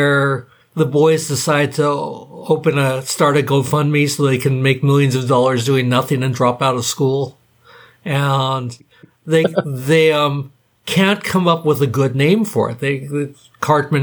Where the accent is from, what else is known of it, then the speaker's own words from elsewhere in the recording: Hawaii, United States; I grew up in Hawaii.